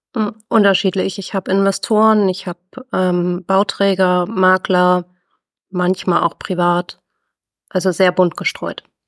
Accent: Northern Germany, Germany; bin glücklich verheiratet ähm, und ein Nordlicht

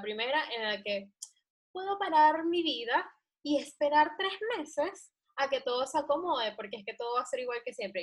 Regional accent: Venezuela; los venezolanos somos los nuevos chinos

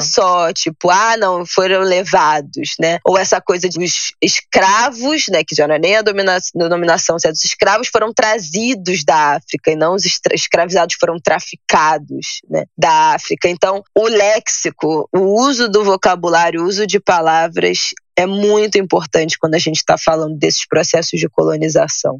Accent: Brazil; como brasileira

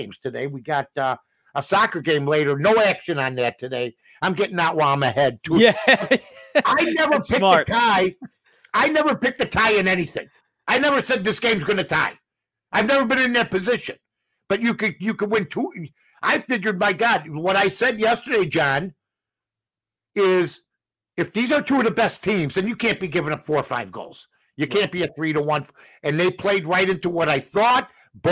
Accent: Chicago, Illinois, United States; my hometown

